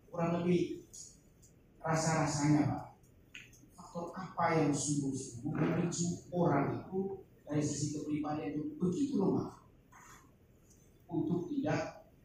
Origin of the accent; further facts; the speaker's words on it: Komodo, East Nusa Tenggara, Indonesia; saya dari Komodo Pak